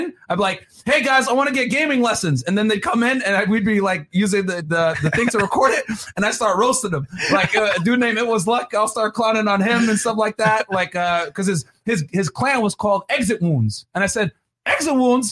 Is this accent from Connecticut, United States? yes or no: yes; New Britain, Connecticut, United States; also born or lived in Brooklyn, New York; I moved to New Britain, Connecticut, my hometown, which I claim because I don't claim I'm from New York